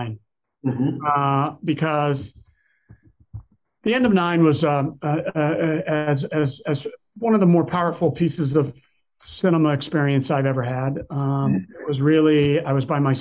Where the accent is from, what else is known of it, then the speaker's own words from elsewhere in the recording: Texas, United States; I grew up in Texas